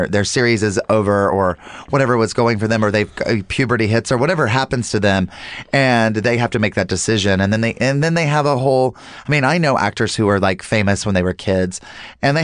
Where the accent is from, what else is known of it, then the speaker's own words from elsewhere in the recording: North Carolina, United States; now in Los Angeles, United States; as a Southerner and like moving out